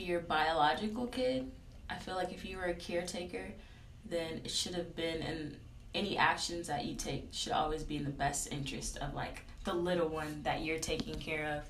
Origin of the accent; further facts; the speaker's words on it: Houston, Texas, United States; I'm from Houston